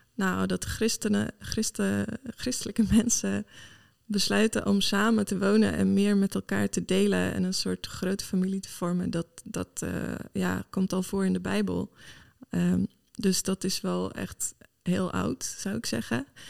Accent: Sweden; Dutch is a second language; moved away as an adult; also born or lived in Malmö, Sweden / England / Enschede, Netherlands; now in Netherlands; Ik kom oorspronkelijk uit Zweden.

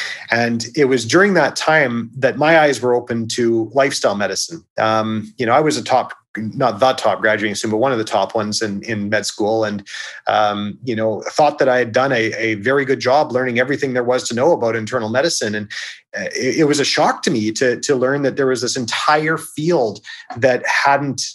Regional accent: Victoria, British Columbia, Canada; I took a job in Victoria, which is my hometown

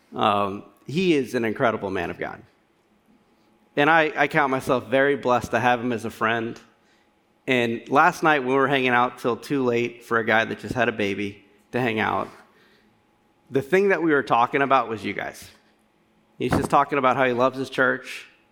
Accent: Louisiana, United States; now in Cincinnati, United States; I'm not from Cincinnati. I'm from Louisiana. Me and Chris, or Critter, as I've known him my entire life, have uh, grown up as friends from Louisiana

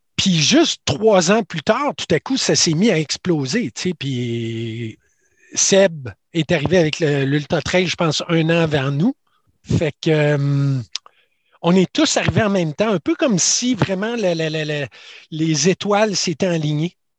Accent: Quebec City, Quebec, Canada; je viens de Québec

